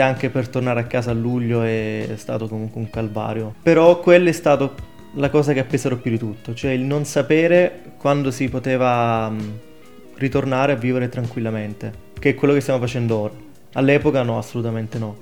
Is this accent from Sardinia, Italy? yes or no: no; Ostuni, Apulia, Italy; moved away as an adult; now in Trento, Italy; vengo da Ostuni in provincia di Brindisi